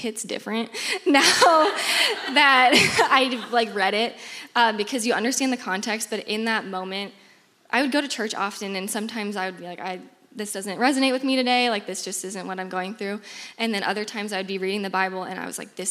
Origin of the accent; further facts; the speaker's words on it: Des Moines, Iowa, United States; I'm from Des Moines, born and raised